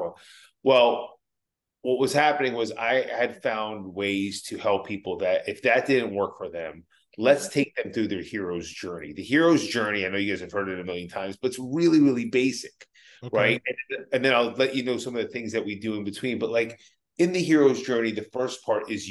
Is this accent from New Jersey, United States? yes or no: yes; New Jersey, United States; I'm a kid from Jersey